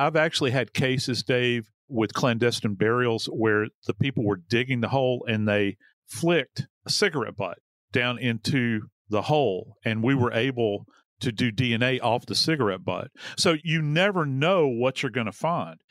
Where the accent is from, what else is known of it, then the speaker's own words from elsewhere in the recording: New Orleans, Louisiana, United States; I am from New Orleans